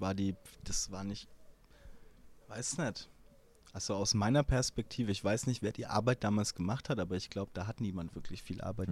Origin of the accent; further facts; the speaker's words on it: Hilpoltstein, Bavaria, Germany; ich komme ja aus Hilpoltstein, mhm. das ist so 10.000, 12.000 Einwohner groß